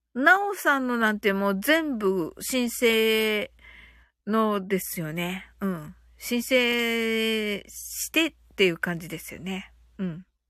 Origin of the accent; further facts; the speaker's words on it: Kyushu, Japan; 発音がね、九州人なんでね